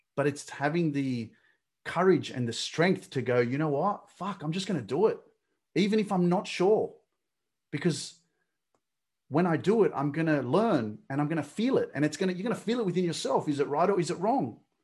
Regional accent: Australia; I'm Australian. I was born in Australia

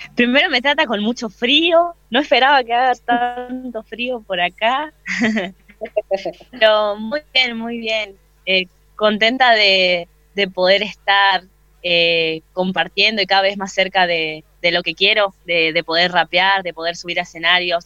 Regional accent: Posadas, Misiones, Argentina; moved away as an adult; now in Buenos Aires, Argentina; soy de Posadas Misiones, de la Tierra Colorada, allá en el norte de Argentina.

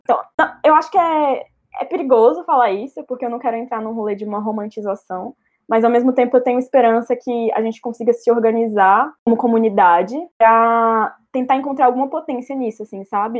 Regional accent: interior of Minas Gerais, Brazil; moved away; Eu venho de uma cidade do interior, de Minas Gerais

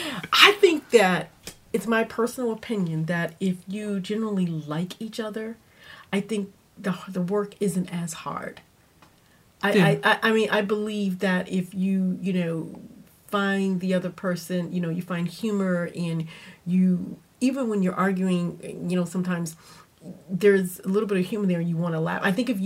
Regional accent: Louisiana, United States; we're originally from Louisiana, and when we moved here

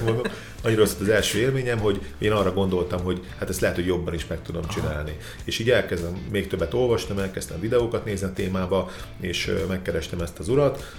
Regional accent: Szeged, Csongrád-Csanád, Hungary; Szegeden születtem

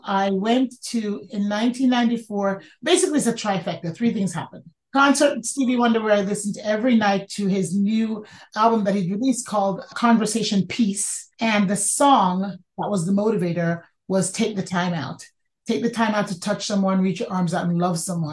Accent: New York City, New York, United States; I grew up in the Bronx

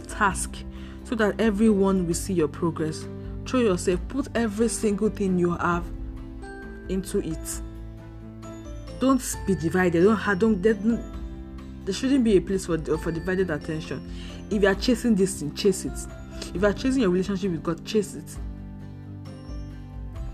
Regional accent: Nigeria; I'm a Nigerian, and I live in Nigeria

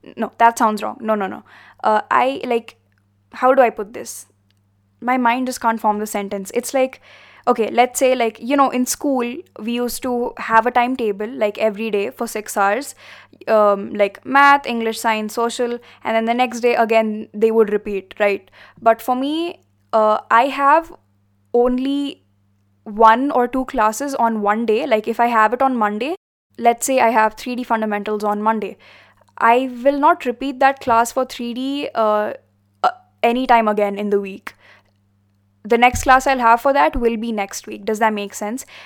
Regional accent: India; we are from India

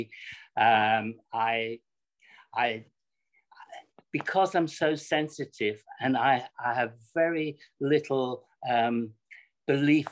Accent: Scotland, United Kingdom; when I grew up in Scotland, I was living in a very, very downtrodden area

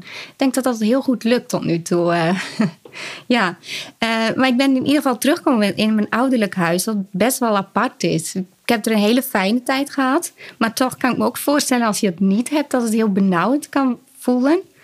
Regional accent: Urk, Flevoland, Netherlands; Ik kom uit Urk

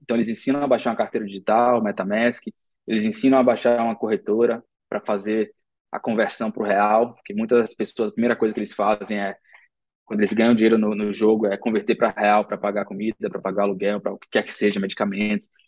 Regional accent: Salvador, Bahia, Brazil; nós três crescemos em Salvador

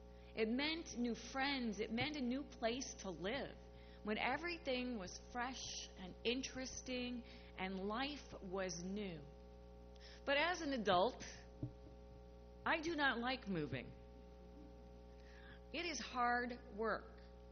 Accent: St. Louis, Missouri, United States; born there; also born or lived in New Mexico / Colorado / Iowa City, Iowa; So although I was born in St. Louis, we moved quite often, once to a military base in New Mexico, and then again to a military base in Colorado, where I learned to hike and all about aspen trees and their leaves.

